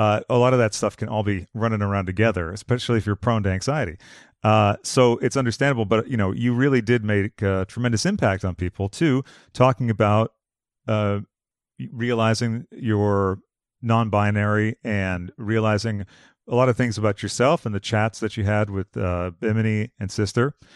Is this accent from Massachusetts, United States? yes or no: yes; Boston, Massachusetts, United States; now in Los Angeles, United States; I'm from Boston